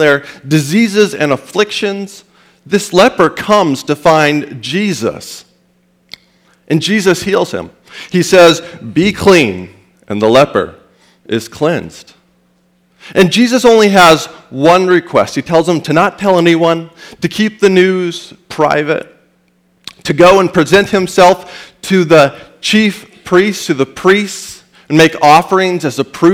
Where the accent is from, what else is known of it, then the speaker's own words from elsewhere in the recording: Estes Park, Colorado, United States; My hometown of Estes Park, Colorado has Cowboy Brad.